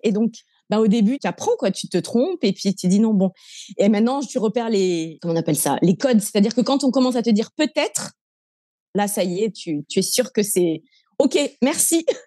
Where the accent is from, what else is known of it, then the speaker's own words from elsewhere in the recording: Montpellier, Occitania, France; moved away as an adult; also born or lived in Lebanon / Singapore; now in Indonesia; je suis originaire de Montpellier, dans le sud de la France. Euh, j'ai grandi avec euh, toute ma famille autour de moi